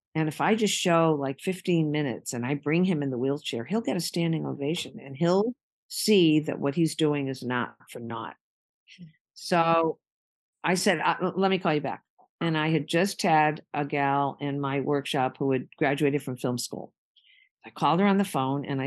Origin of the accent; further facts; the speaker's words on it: West Hartford, Connecticut, United States; moved away as an adult; now in Martha's Vineyard, United States; I had moved to the Vineyard from West Hartford